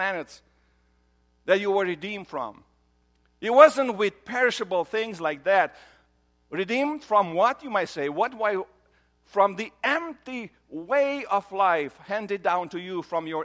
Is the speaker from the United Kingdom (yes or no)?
no; Romania; moved away; I grew up in Romania